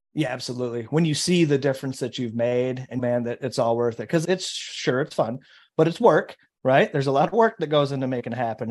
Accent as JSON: {"language": "English", "region": "Michigan", "country": "United States", "said": "my home state of Michigan"}